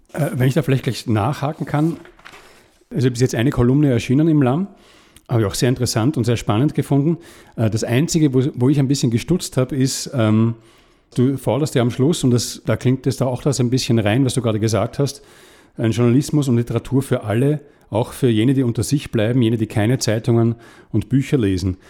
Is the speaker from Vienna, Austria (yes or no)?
yes; Vienna, Austria; ich bin in Wien aufgewachsen, im 20. Bezirk, das ist ein alter Arbeiterbezirk